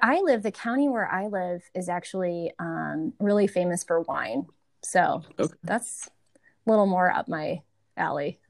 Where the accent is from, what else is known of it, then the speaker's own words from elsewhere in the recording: Wisconsin, United States; growing up in Wisconsin